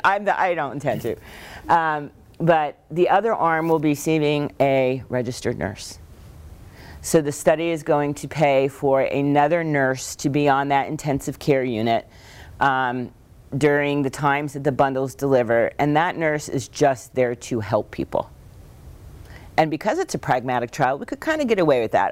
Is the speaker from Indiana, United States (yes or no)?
no; Northeast Pennsylvania, United States; we grew up in Northeast Pennsylvania